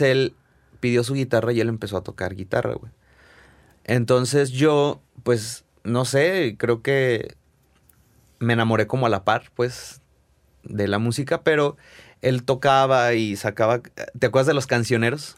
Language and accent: Spanish; Zacatecas, Mexico; moved away as an adult; now in Guadalajara, Mexico; Nacido y criado en Zacatecas